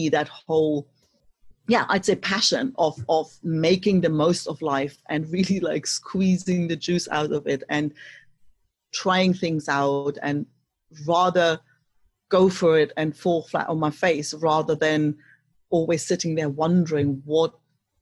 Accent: East Germany, Germany; moved away; growing up in East Germany, you know, when the wall was still up

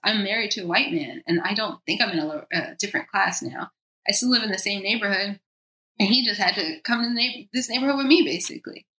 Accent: United States; also born or lived in New York / Costa Rica; now in Los Angeles, United States; I'm American.

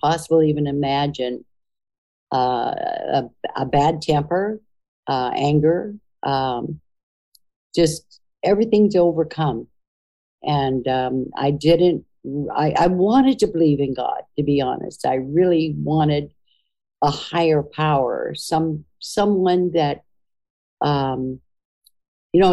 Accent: United States; as a Native American and part Irish

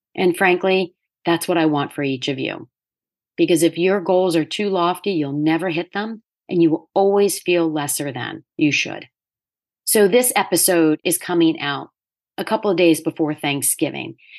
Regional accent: Delaware, United States; moved away as an adult; also born or lived in New York City; I ended up back in my home state of Delaware at the age of thirty

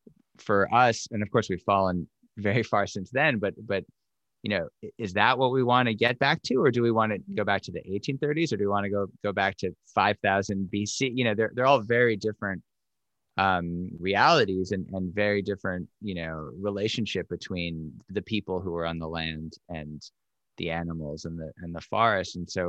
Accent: New York City, New York, United States; I grew up in New York City, and I the closest thing I got to nature, I guess, was Central Park or a baseball game, maybe, the expanse of you know, Shea Stadium.

